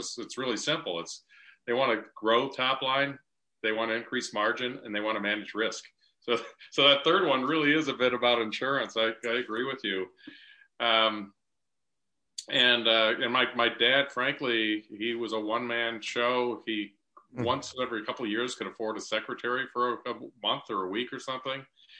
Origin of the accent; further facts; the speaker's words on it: Buffalo, New York, United States; moved away; also born or lived in East Lansing, Michigan; So I grew up in Buffalo, New York.